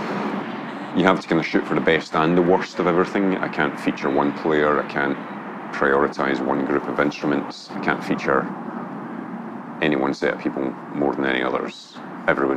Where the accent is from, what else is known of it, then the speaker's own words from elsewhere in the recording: Glasgow, Scotland, United Kingdom; from Glasgow, Scotland